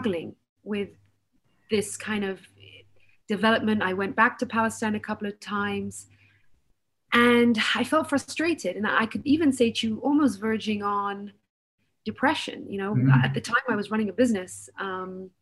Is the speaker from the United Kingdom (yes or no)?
yes; United Kingdom; I was born, raised, educated in the UK.